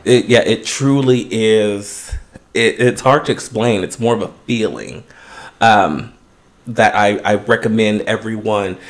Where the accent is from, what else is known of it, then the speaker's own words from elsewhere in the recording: West Coast, United States; now in Los Angeles, United States; being an American, and more specifically you know, a West Coaster